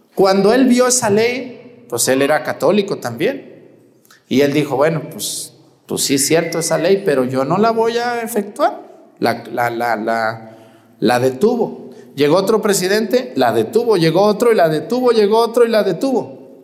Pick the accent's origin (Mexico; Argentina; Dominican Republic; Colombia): Mexico; Mexticacán, Jalisco; moved away; Yo donde nací, Mesticacán, un pueblo donde la cristera fue algo muy fuerte